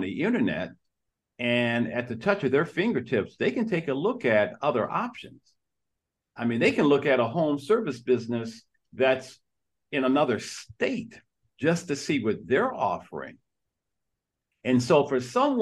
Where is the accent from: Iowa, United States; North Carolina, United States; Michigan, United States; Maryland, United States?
Michigan, United States; Detroit; I was born and raised in Detroit, Michigan